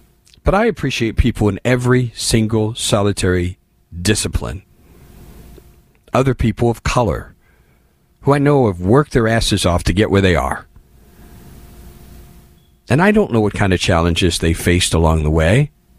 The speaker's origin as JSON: {"language": "English", "town": "Indianapolis", "region": "Indiana", "country": "United States", "tie": "born or raised there", "said": "I grew up in Indianapolis, in the Midwest, in the 70s."}